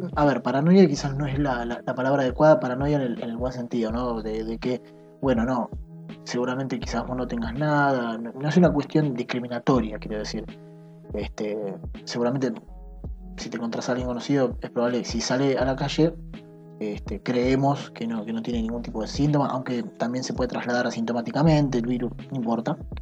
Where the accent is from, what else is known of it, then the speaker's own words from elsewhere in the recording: Argentina; soy argentino